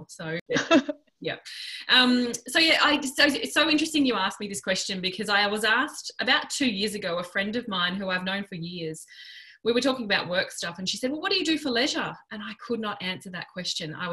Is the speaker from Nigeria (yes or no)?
no; Western Australia, Australia; now in Melbourne, Australia; I relocated from Western Australia over to Melbourne in about I think it was 2002